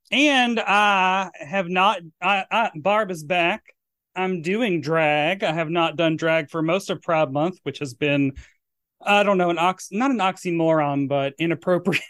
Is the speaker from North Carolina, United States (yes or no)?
no; Murfreesboro, Tennessee, United States; moved away; my hometown of Murfreesboro, Tennessee